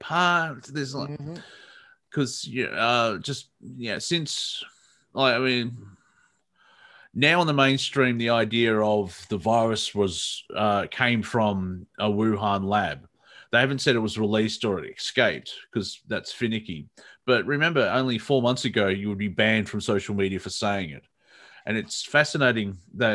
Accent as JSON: {"language": "English", "country": "Australia", "accent": "Australian", "said": "I see an Australian accent on American TV. Like, oh, gee, what the bloody hell's that? And it's my own accent"}